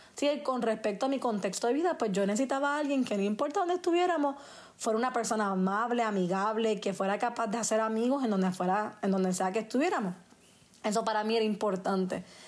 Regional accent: Puerto Rico; yo soy puertorriqueña

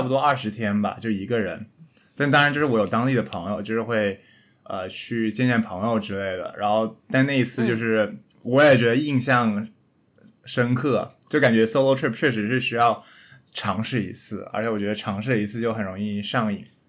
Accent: Shenzhen, Guangdong, China; 不是精神罗湖人，是实实在在的罗湖人

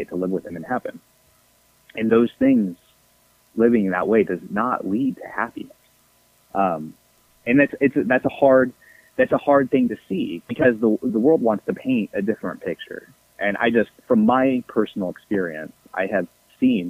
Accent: Tampa, Florida, United States; I grew up in Tampa, Florida

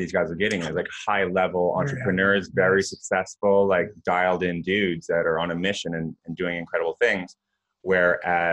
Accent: Canada; I'm Canadian

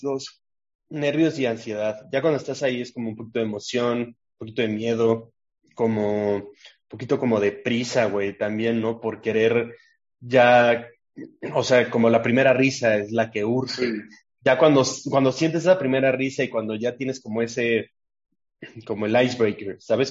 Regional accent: Mexico City, Mexico; also born or lived in Puebla; me mudé a la CDMX cuando estaba muy chico

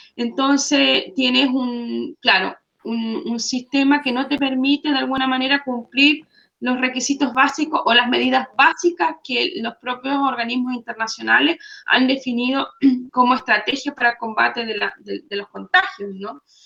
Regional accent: Chile; moved away; como chilenos

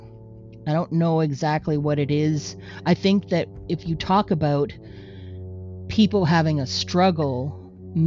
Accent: Canada; we're Canadian. Okay. That's true. We're Canadian.

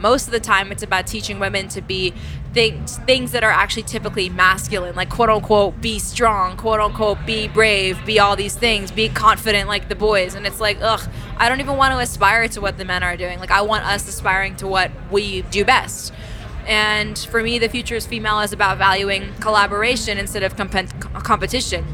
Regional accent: New York City, New York, United States; I grew up in New York City

